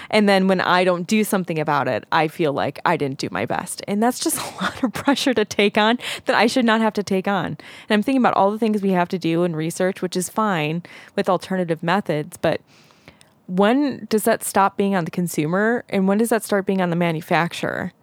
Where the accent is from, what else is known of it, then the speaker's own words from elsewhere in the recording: Zion, Illinois, United States; we grew up in Zion, Illinois